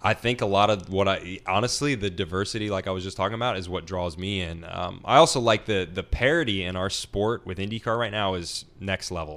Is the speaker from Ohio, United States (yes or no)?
no; Nashville, Tennessee, United States; I'm from Nashville, Tennessee